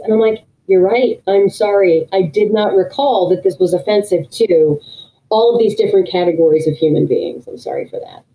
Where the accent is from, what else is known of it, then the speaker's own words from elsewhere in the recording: New Hampshire, United States; I grew up in New Hampshire